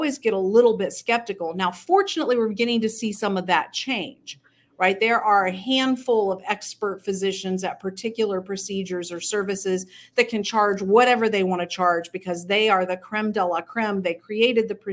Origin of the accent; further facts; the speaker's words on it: United States; we as Americans